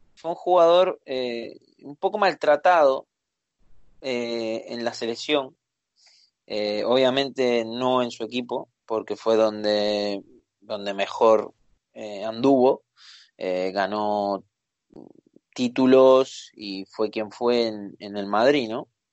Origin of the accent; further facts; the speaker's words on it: Uruguay; Soy uruguayo